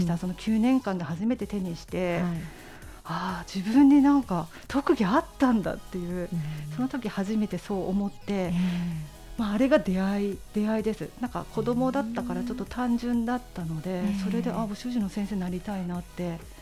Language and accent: Japanese; Kanazawa, Ishikawa, Japan; 私石川県の金沢出身なんですけど